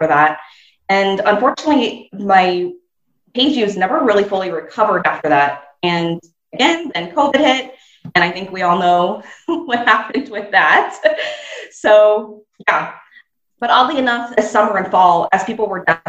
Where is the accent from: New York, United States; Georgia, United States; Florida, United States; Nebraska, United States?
Nebraska, United States; my home state of Nebraska in the US.